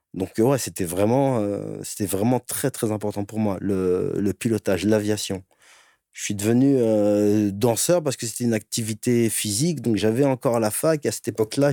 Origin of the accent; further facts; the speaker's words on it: Les Ulis, Essonne, Île-de-France, France; j'ai grandi en banlieue, les Ulysses 91. toute mon enfance dans la brique